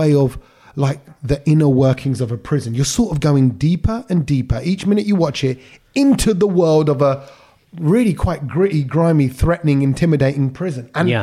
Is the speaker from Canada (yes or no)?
no; London, United Kingdom; I'm from the East End of London